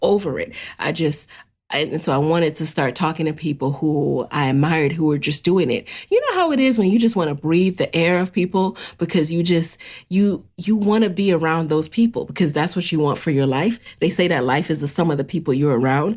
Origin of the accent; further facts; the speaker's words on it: New York City, New York, United States; growing up in the city, growing up in the Bronx